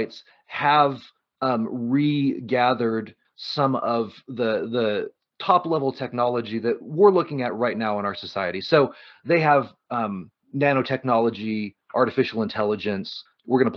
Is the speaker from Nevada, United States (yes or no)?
yes; Reno, Nevada, United States; I grew up in Reno.